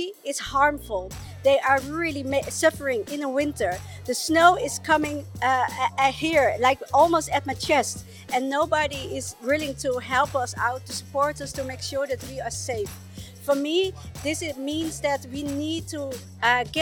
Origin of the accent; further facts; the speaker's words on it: Chile; I was born in Walmapu, Chile, in the high mountains of Patagonia, the Andes